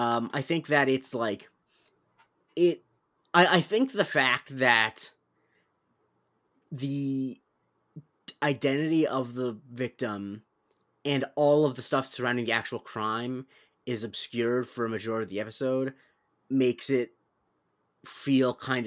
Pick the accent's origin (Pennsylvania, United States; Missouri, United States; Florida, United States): Florida, United States; Growing up in Florida, some people.